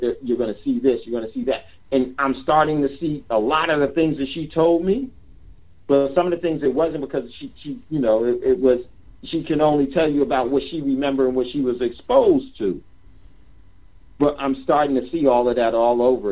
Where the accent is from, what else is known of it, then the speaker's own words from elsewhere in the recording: East Coast, United States; I grew up on the East Coast.